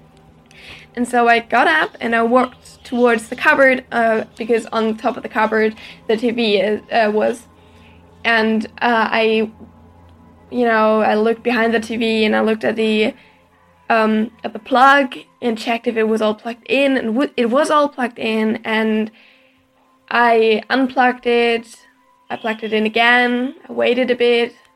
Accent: Germany; I'm from Germany

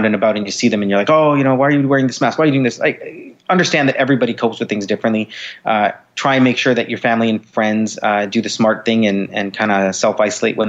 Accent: Canada; I'm Canadian

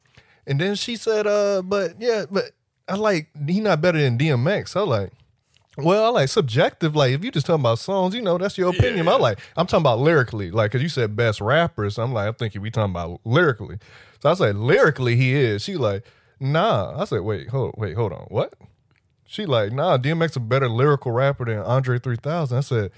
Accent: Miami, Florida, United States; because I'm from Miami.

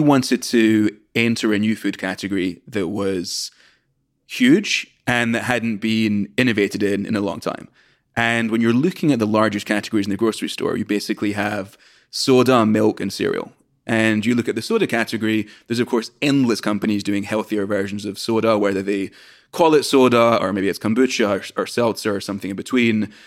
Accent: Scotland, United Kingdom; moved away as an adult; now in United States; I'm from Scotland originally, came to the US to study at Brown

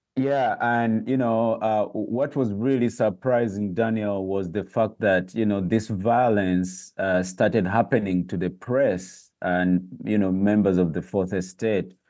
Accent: Uganda

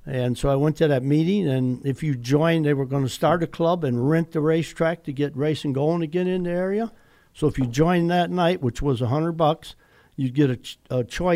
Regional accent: Wausau, Wisconsin, United States; in Wausau, my hometown

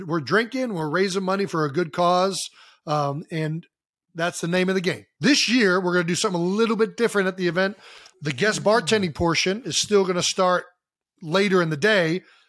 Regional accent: Cleveland, Ohio, United States; moved away; growing up in Cleveland, Ohio, playing hockey.

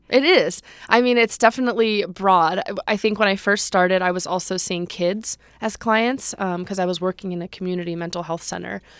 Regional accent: Los Angeles, California, United States; I grew up in the San Fernando Valley, um, in Chatsworth

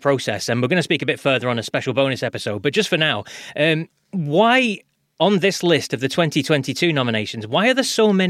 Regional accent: United Kingdom; being British

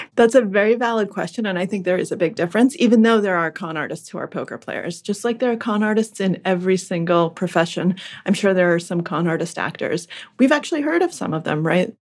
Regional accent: Acton, Massachusetts, United States; English is a second language; also born or lived in Russia; I grew up in Acton, Massachusetts, which is one of the northwest suburbs of Boston.

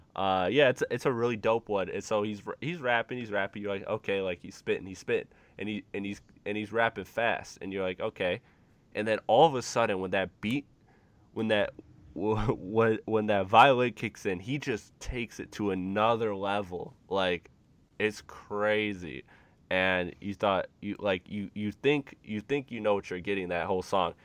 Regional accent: Detroit, Michigan, United States; I'm from the Michigan area, Metro Detroit

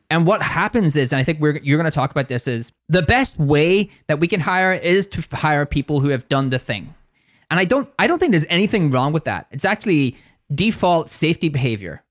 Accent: Northern Ireland, United Kingdom; accent: Northern Irish

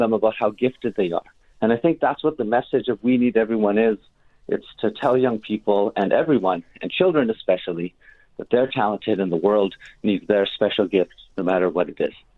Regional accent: Winnipeg, Manitoba, Canada; also born or lived in Shamattawa First Nation; I was born and raised here in the North End

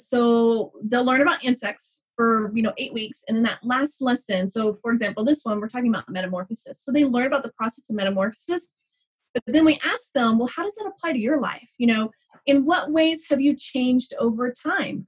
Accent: Texas, United States; moved away as an adult; also born or lived in New Mexico; now in Albuquerque, United States; I grew up in Texas. So we moved to New Mexico about five years ago.

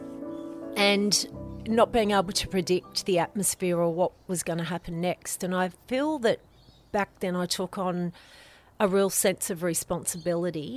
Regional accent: Lane Cove, New South Wales, Australia; I grew up in Lane Cove on River Road, and River Road was a four-laned highway

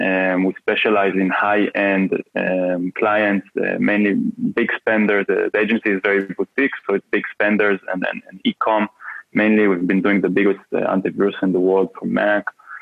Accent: Vienna, Austria; I'm from Vienna, Austria.

